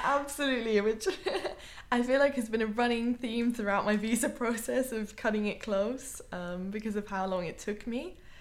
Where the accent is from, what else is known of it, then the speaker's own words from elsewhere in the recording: United Kingdom; moved away as an adult; now in Vienna, Austria; I'm British by nationality, and I've been living in Vienna, Austria for almost two years now.